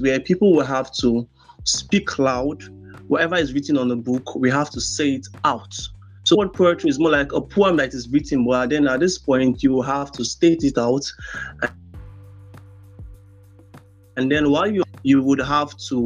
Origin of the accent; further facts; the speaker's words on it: Rivers State, Nigeria; I'm from River State, kind of local government